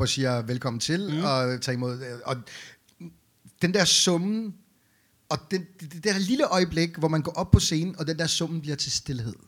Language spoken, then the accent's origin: Danish; Beirut, Beirut Governorate, Lebanon; now in Denmark; jeg er jo født og opvokset i Beirut i Libanon